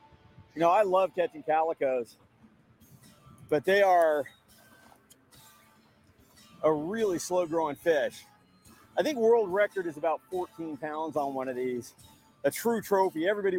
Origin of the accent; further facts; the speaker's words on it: San Diego, California, United States; Well, I hope you've enjoyed this visit to my hometown here in San Diego